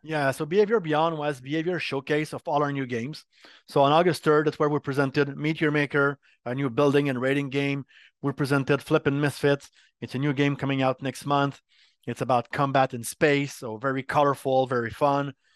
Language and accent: English; Montreal, Quebec, Canada; accent: French Canadian; first language French; English is a second language; I'm from Montreal, Quebec.